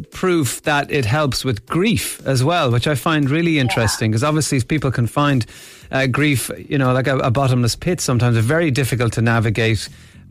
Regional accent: Ireland; we have a strange relationship with water as Irish people, even though we are an island nation.

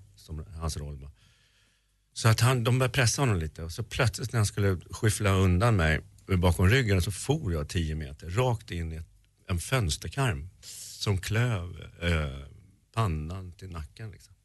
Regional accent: Sweden; jag var svensk

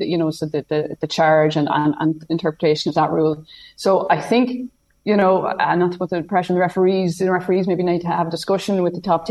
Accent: County Meath, Ireland; growing up in Meath

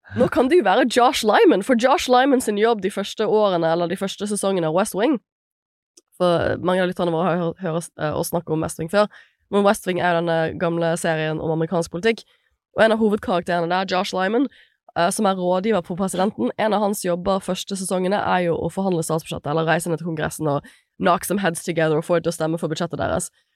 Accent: Bergen, Vestland, Norway; som bergenser

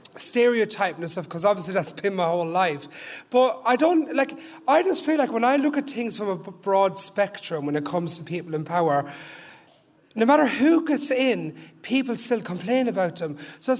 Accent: Dublin, Leinster, Ireland; I'm a traveller, I'm from Ballymun

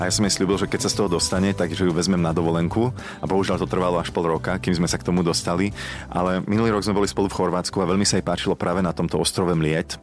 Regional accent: Slovakia; som zo Slovenska

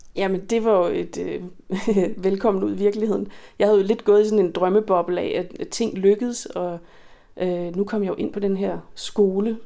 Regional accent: Skælskør, Zealand, Denmark; den lille lokale musikskole i Skelskør, hvor jeg voksede op

